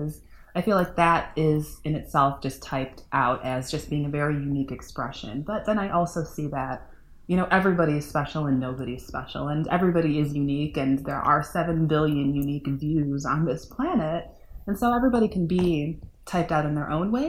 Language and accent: English; Northwest suburbs of Chicago, Illinois, United States; also born or lived in Upper Peninsula of Michigan / Trinidad and Tobago; now in Chicago, United States; I grew up in the Northwest suburbs and kind of a foreigner in the city of Chicago.